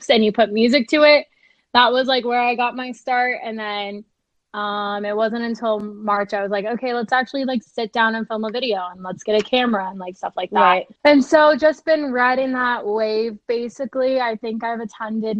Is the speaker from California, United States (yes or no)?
no; Phoenix, Arizona, United States; moved away as an adult; now in Austin, United States; I'm 24 and I'm from Phoenix, Arizona.